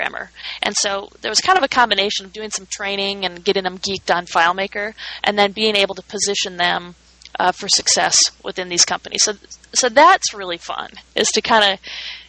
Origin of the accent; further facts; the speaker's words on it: Minnesota, United States; moved away; I'm from Minnesota